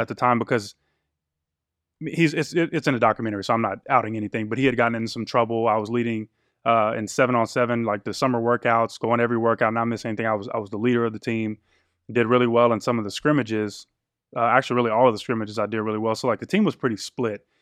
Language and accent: English; Killeen, Texas, United States; I was born out in West Texas, moved, what I call my hometown is Killeen, Texas